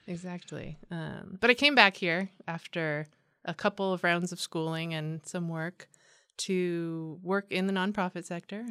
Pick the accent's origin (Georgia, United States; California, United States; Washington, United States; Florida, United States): California, United States; San Diego; also born or lived in East Coast; I'm from San Diego. I was born mm. and raised here uh, in Escondido and in Poway